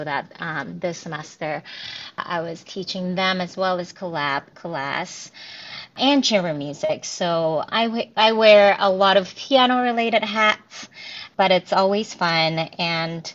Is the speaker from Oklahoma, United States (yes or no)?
no; New Jersey, United States; also born or lived in Korea / Tennessee; now in Georgia, United States; I was born in Korea, raised in New Jersey